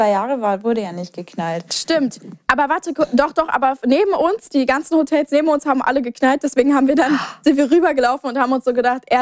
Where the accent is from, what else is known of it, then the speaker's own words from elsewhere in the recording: Poland; ich bin Polin.